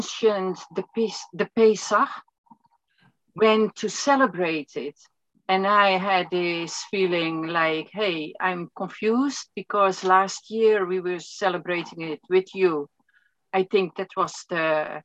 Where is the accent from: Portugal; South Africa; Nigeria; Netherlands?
Netherlands; also born or lived in County Galway, Ireland; now in Ireland; We are from the Netherlands